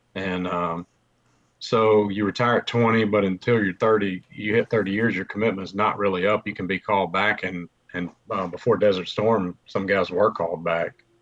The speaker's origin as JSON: {"language": "English", "town": "Mobile", "region": "Alabama", "country": "United States", "said": "I'm from Mobile"}